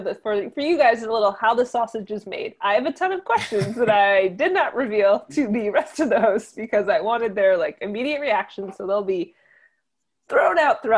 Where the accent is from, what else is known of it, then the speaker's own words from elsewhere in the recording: New Jersey, United States; accent: Jersey; my Jersey accent's going to come out when I say this word.